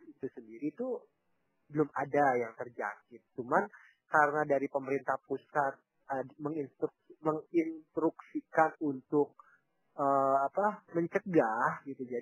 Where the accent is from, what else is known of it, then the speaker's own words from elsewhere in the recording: Papua, Indonesia; ada di luar Papua pada umumnya gitu. Di sini tuh harus jalan kaki. Bayangkan kalau saya tuh ke desa, desa saya tuh ya masih sedikit dekat lah dengan kota gitu.